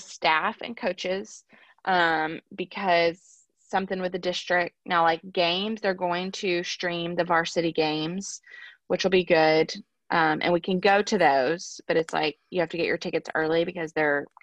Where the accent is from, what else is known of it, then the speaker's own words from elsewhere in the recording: Alabama, United States; moved away; I'm from Alabama.